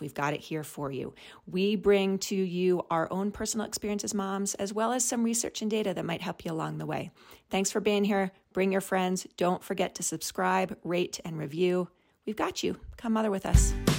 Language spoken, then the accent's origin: English; New York City, New York, United States; now in Colorado, United States; I grew up in New York City, and there is a part of me that's, like, wants a New Yorker, always a New Yorker